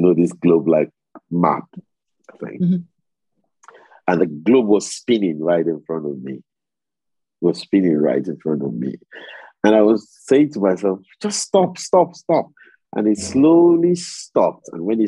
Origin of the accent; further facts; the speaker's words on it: Sheffield, Yorkshire and the Humber, United Kingdom; So I'm from Sheffield. York is in North Yorkshire and I'm in South Yorkshire.